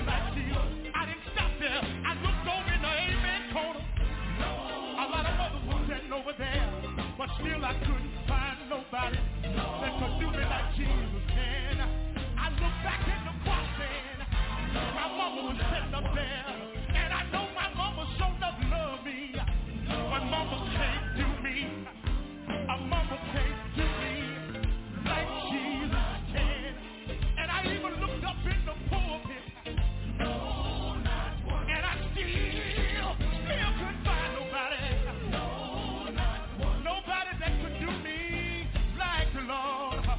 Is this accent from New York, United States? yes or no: no; Dumas, Arkansas, United States; moved away; From a little town about 89 miles away from here called Dumas, Arkansas